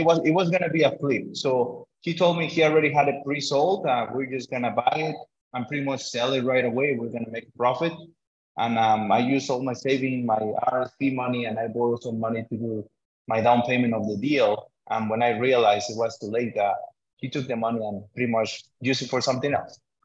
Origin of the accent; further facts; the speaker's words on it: Mexico; now in Canada; I come as an immigrant from Mexico